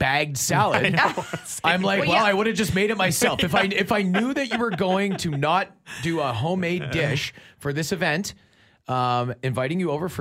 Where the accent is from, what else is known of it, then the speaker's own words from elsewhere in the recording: Ontario, Canada; I was born in Ontario